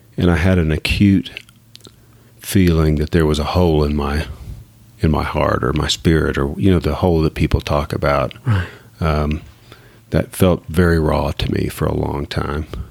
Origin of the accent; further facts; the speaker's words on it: Abilene, Texas, United States; moved away as an adult; also born or lived in Dallas-Fort Worth area, Texas; now in Dallas-Fort Worth, United States; I grew up in Abilene, Texas